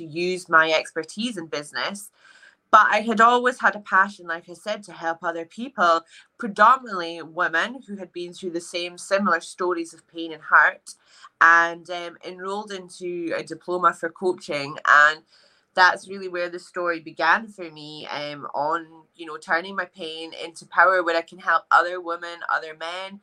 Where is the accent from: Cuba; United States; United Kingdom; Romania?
United Kingdom; Edinburgh, Scotland; I am 31 years of age and I'm from Edinburgh.